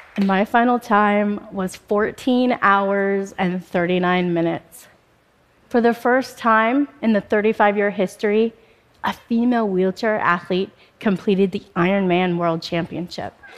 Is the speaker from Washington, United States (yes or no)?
yes; Spokane, Washington, United States; also born or lived in Bombay, India; I was adopted by an American family and I moved to Spokane, Washington just shortly after my third birthday